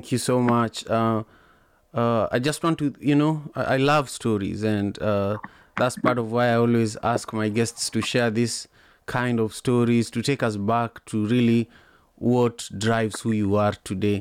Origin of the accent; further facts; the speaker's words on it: Kisumu, Kisumu County, Kenya; I grew up in Kisumu in Manyata